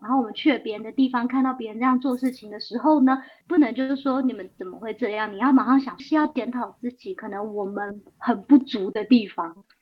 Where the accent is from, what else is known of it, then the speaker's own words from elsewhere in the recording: Taiwan; moved away as an adult; also born or lived in Seattle, United States / Milan, Italy; now in Italy; 台湾是我出生的地方，可是我从来没有特别觉得哪里是我的家乡